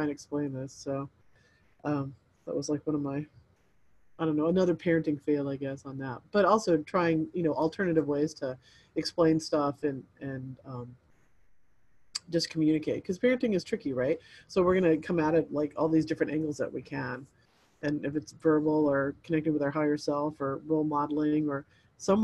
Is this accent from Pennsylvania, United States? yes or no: no; El Paso, Texas, United States; moved away; I grew up in El Paso